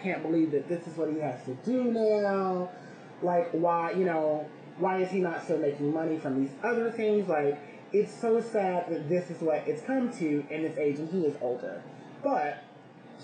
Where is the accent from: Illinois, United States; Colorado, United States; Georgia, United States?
Georgia, United States; now in New York City, United States; I grew up in Georgia